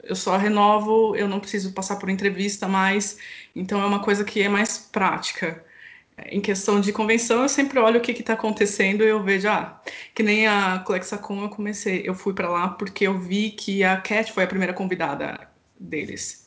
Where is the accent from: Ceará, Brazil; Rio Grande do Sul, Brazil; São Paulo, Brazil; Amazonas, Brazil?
São Paulo, Brazil; Campinas; Eu sou de Campinas